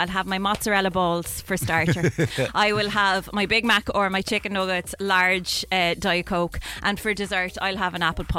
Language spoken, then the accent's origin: English; Ireland; now in United Kingdom; Okay, so I'm Irish, living in the UK. Visitors from Ireland keep bringing me giant multi-packs of Tato crisps.